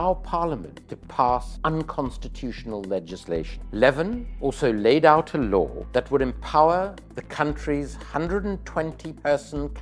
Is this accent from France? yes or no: no; South Africa; as a South African committed to non-racism in the country of apartheid, I became very involved with the ANC from quite a young age